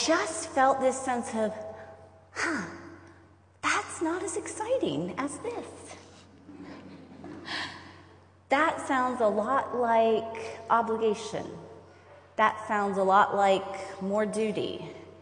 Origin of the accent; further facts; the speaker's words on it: Roanoke, Virginia, United States; I am from Roanoke, Virginia